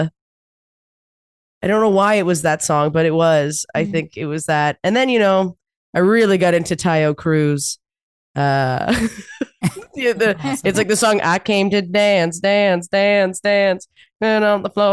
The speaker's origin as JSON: {"language": "English", "region": "New Brunswick", "country": "Canada", "moved": "yes", "said": "I'm from New Brunswick."}